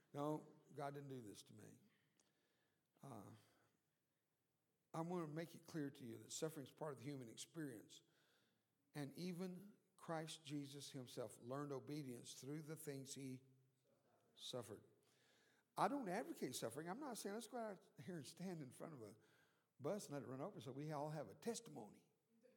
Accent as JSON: {"language": "English", "region": "South Texas", "country": "United States", "tie": "born or raised there", "first_language": "Spanish", "second_language": "English", "said": "I was born and raised down in South Texas. I was born on the Mexican border."}